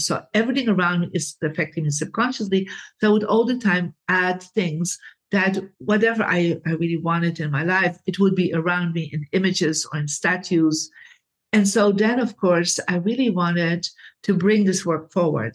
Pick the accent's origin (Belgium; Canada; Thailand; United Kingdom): Belgium; I come from Belgium, Catholic family